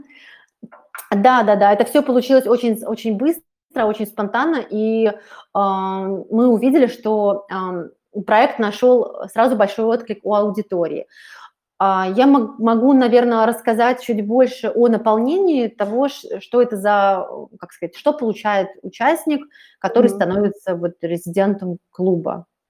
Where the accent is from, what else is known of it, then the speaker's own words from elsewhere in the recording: Russia; я из России, в общем-то, живу в Москве